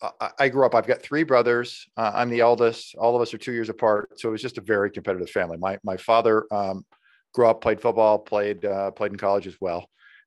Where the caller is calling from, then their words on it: Des Moines, Iowa, United States; I'm coming in from Des Moines, Iowa.